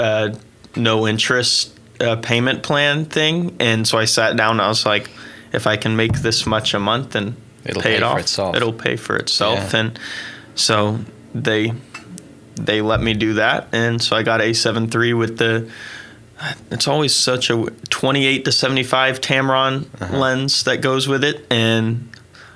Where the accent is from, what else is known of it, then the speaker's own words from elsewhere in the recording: Oklahoma, United States; also born or lived in St. Louis, Missouri; I was born in St. Louis and moved to Oklahoma when I was like four.